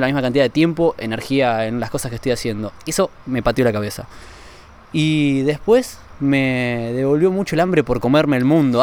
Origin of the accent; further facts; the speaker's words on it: Argentina; como ciudadano europeo y no como argentino